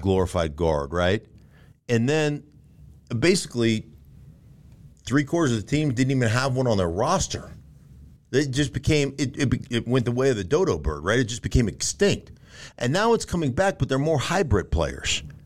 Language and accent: English; Anchorage, Alaska, United States; now in Denver, United States; I grew up in Anchorage, Alaska